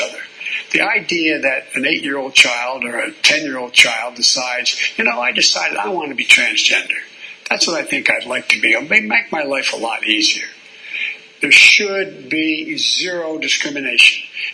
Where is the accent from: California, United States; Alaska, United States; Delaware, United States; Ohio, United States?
Delaware, United States; Claymont; also born or lived in Scranton, Pennsylvania; As a kid, I moved from Scranton, where there were no African Americans, and moved down to Claymont, Delaware